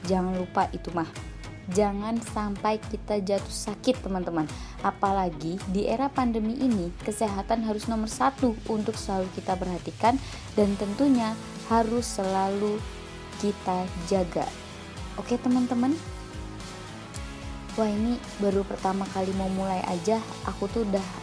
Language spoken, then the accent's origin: Indonesian; Yogyakarta, Special Region of Yogyakarta, Indonesia; aku lahir dan tinggal di kota Yogyakarta saat ini aku menempuh pendidikan S1 di Universitas Ahmad Dahlan Yogyakarta